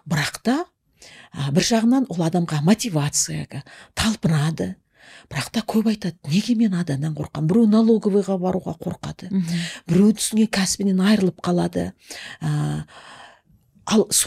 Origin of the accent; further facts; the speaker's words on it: Altai, East Kazakhstan Region, Kazakhstan; also born or lived in Semey; менің әкем мен анам студент болып оқуға кеткенде мені алтайымда нағашы атам мен әжеме қалдырып кеткен